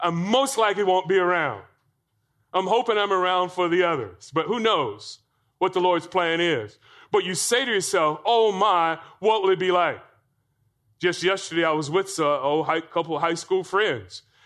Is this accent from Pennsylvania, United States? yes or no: no; Florida, United States; I grew up in Florida